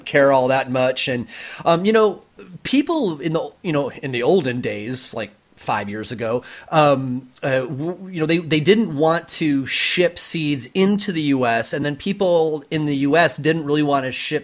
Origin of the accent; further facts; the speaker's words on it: Michigan, United States; now in West Coast, United States; I'm actually from Michigan